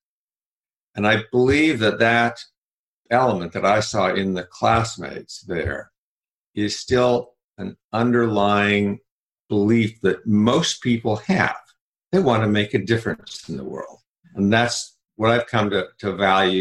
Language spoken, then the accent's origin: English; Salt Lake City, Utah, United States; I grew up in Salt Lake City, Utah